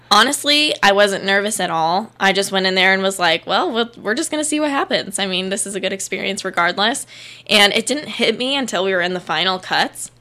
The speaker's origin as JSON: {"language": "English", "region": "Arizona", "country": "United States", "tie": "born or raised there", "said": "I'm from Arizona."}